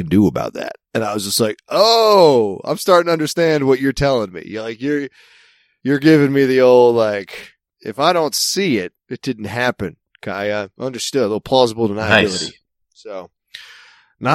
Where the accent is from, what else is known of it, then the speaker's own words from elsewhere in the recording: Mid-Atlantic, United States; accent: Mid-Atlantic; moved away; one of my people, one of our people, one of our fellow Mid-Atlantic